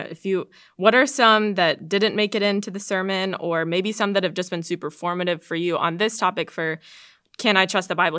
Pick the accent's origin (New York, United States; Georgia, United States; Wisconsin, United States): Georgia, United States; I went to this small church in my hometown in Georgia